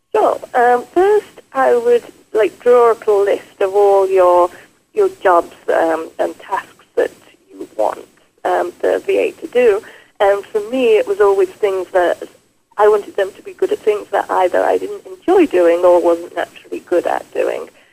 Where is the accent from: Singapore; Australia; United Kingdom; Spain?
United Kingdom; England; moved away as an adult; now in Quebec, Canada; I grew up in England and was a nurse